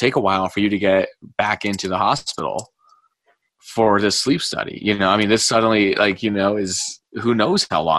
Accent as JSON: {"language": "English", "country": "United States", "said": "as an American, and like, you know, I serve in the Marines"}